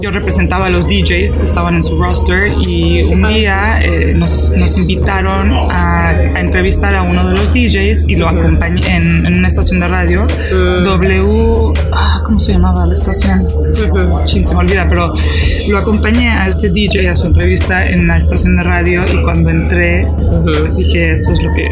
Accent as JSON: {"language": "Spanish", "region": "Mexico City", "country": "Mexico", "tie": "born or raised there", "also_born_or_lived": "Manhattan, New York, United States", "moved": "as an adult", "lives_now": "New York, United States"}